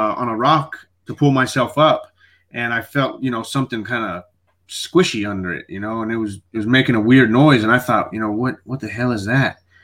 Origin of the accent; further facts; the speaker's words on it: Midland, Texas, United States; also born or lived in El Paso, Texas; I grew up in another place about 4 hours away called Midland, Texas